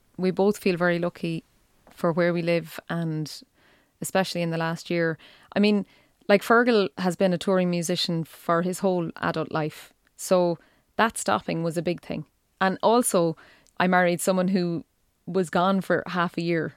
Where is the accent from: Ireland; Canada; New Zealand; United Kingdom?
Ireland; East Galway, Connacht; moved away as an adult; now in County Clare, Ireland; I'm from East Galway